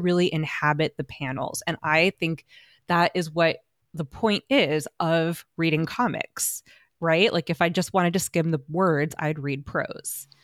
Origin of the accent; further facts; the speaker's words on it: United States; as an American art historian